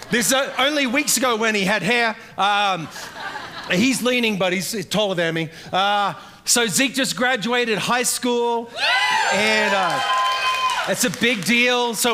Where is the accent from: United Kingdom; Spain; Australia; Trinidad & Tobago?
Australia; also born or lived in New York City; now in Charleston, United States; You can tell by what's left of my messed up accent from where I met Pastor Jason back in the day, growing up in Australia, via 12 years in New York City. Now I live in Charleston, South Carolina